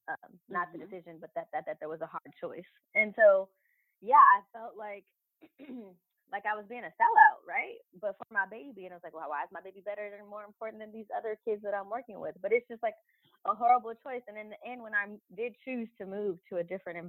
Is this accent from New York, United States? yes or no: no; Los Angeles, California, United States; I grew up in South Central LA. My mom, my family is from Compton